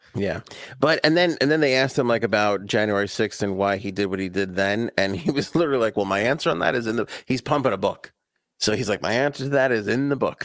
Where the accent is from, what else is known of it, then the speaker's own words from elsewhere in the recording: New York, United States; I grew up in New York and you couldn't hop on a subway